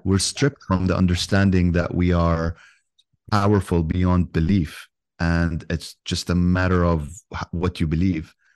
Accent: Yemen; I'm from Yemen, so I have a kind of like a I speak both languages

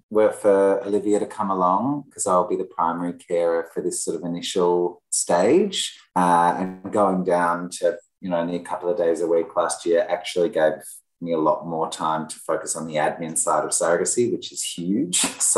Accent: Melbourne, Victoria, Australia; I'm the Australian one, Melbourne born and bred.

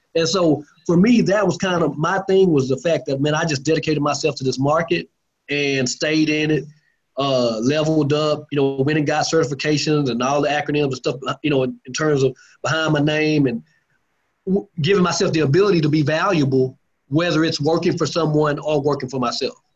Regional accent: Lancaster, Texas, United States; also born or lived in Dallas, Texas; I'm from uh, Lancaster, Texas, just you know south of Dallas

